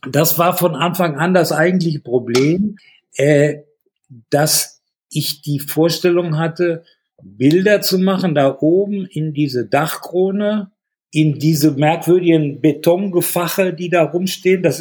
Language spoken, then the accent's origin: German; Hallenberg, North Rhine-Westphalia, Germany; born there; Die waren evakuiert ins Sauerland und äh, deshalb bin ich dann 1946 in Hallenberg zur Welt gekommen, wo meine Eltern noch waren.